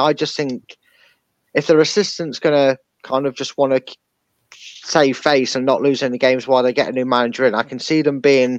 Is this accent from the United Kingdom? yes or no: yes; England, United Kingdom; So I don't hold out any, like, I'm English, you're Welsh hatred.